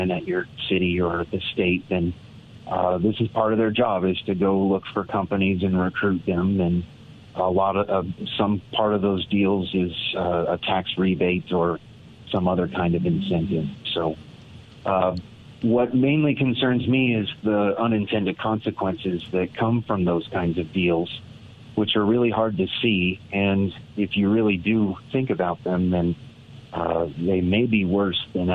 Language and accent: English; Niwot, Colorado, United States; I was raised in the Niwot area